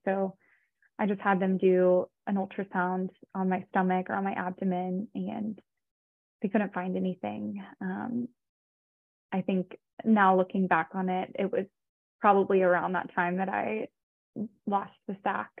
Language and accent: English; Austin, Texas, United States; I'm actually from Austin, Texas